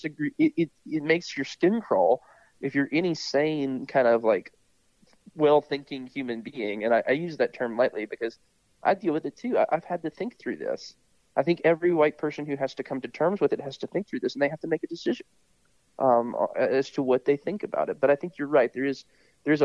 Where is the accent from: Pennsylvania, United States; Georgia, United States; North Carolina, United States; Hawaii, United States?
North Carolina, United States; Statesville; I was growing up in Statesville